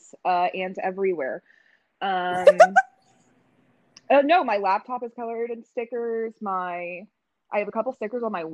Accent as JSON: {"language": "English", "town": "Indianapolis", "region": "Indiana", "country": "United States", "tie": "born or raised there", "said": "I'm also from Indianapolis. I grew up here."}